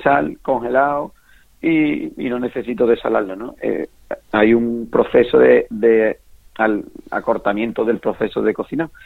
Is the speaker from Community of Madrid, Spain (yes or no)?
no; Villalba del Alcor, Andalusia, Spain; moved away as an adult; now in Seville, Spain; yo soy de Villaba del Alcor, de un pueblo de Huelva y, bueno, y desde pequeño he mamado eso. como yo digo, me he criado detrás de un mozador